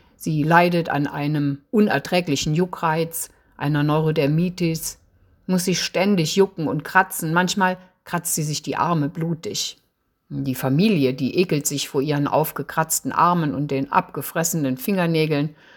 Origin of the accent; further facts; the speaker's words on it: Eifel, Rhineland-Palatinate, Germany; moved away as an adult; now in Freiburg im Breisgau, Germany; Ich komme aus der Eifel, bin 1961 dort geboren und aufgewachsen.